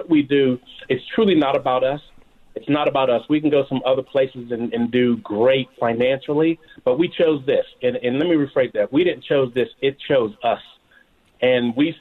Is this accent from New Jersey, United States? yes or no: no; Pittsburgh, Pennsylvania, United States; now in Georgia, United States; I'm originally from Pittsburgh, Pennsylvania